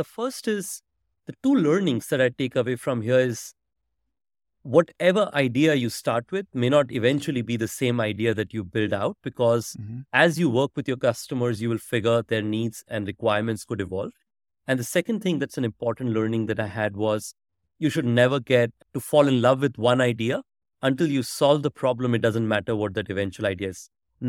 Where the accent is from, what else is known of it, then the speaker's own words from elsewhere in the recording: India; So frankly, much more of a usual growing up in India.